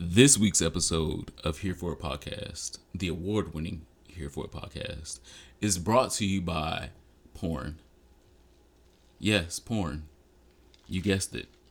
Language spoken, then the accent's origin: English; Detroit, Michigan, United States; I'm from Detroit